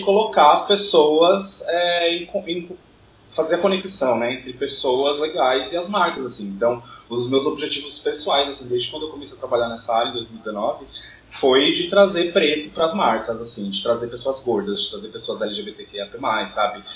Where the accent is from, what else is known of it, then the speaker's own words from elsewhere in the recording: Jandira, São Paulo, Brazil; sou de Jandira, Zona Oeste de São Paulo, extremo da Zona Oeste